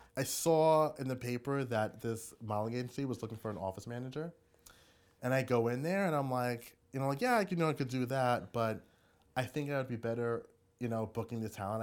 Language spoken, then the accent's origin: English; Hempstead, New York, United States; also born or lived in Brooklyn, New York; I grew up in Long Island, Hempstead